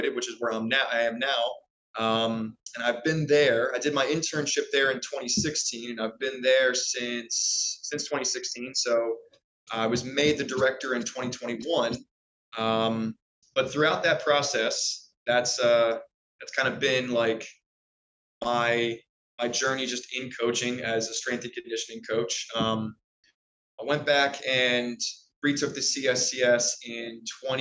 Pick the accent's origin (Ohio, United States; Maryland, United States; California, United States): Maryland, United States; Anne Arundel County; I born and raised in Maryland, Anne Arundel County